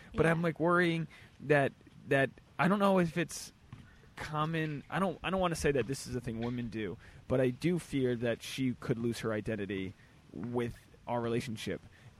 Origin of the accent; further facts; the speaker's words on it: New England, United States; moved away; I'm from New England.